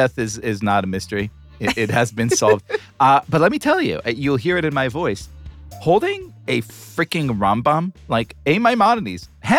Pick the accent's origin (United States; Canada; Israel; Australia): Israel; growing up in Israel in the 80s